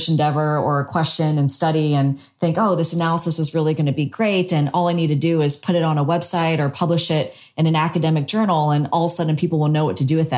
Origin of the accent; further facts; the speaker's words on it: South Carolina, United States; now in Singapore; since I was a small child growing up in South Carolina